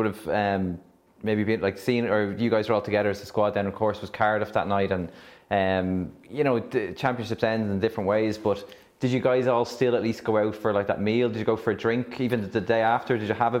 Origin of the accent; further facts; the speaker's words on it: Ireland; being Irish